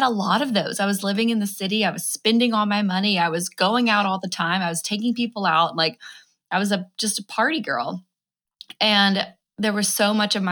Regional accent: Alabama, United States; moved away as an adult; also born or lived in New York City, United States; I'm originally from Alabama and moved up there

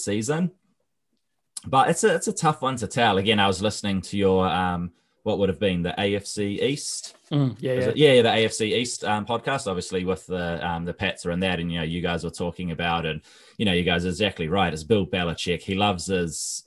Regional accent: New Zealand; I'm from New Zealand

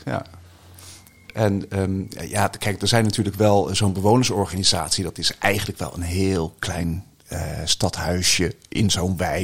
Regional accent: The Hague, South Holland, Netherlands; also born or lived in Barcelona, Spain; ik ben opgegroeid in Den Haag, in het Statenkwartier

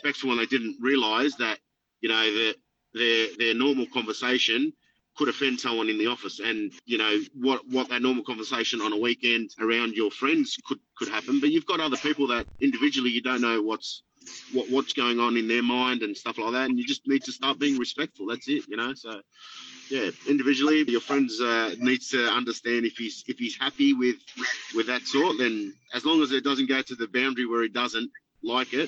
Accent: Sydney, New South Wales, Australia; I grew up in Lakemba

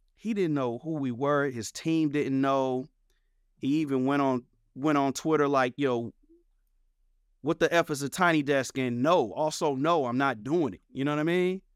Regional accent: St. Louis, Missouri, United States; I am a kid born and raised in Saint Louis, Missouri, North County, on the north side of Saint Louis

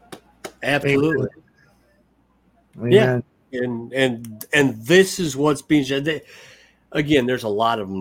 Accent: United States; I'm done apologizing for being an American. I'm proud to be an American

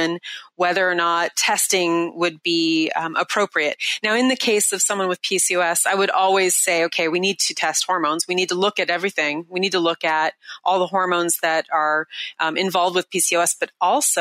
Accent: Seattle, Washington, United States; right here in my hometown in Seattle

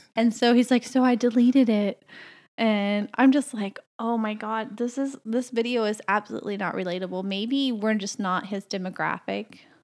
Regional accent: the South, United States; moved away as an adult; now in Canada; I grew up in the South

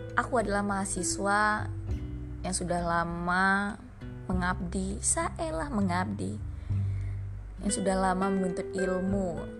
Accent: Minangkabau, West Sumatra, Indonesia; ambo iko orang awak tapi aku nggak bisa bisa kali bahasa orang awak

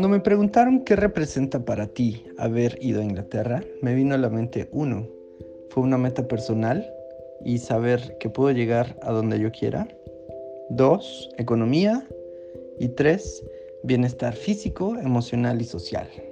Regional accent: Ciudad Bolívar, Bolívar, Venezuela; moved away; yo soy de Ciudad Bolívar

